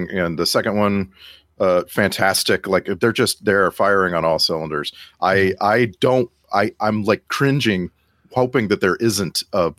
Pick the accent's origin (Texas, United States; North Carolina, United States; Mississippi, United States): Texas, United States; the Valley; moved away; I was from the Valley. We both went to Texas A&I.